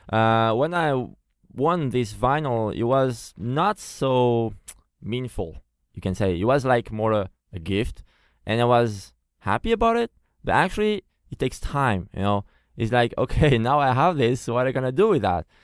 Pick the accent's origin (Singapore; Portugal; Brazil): Portugal; first language Portuguese; English is a second language; also born or lived in France; now in Taiwan; I'm French, like I said, but uh, I was born in Portugal. So my first language is Portuguese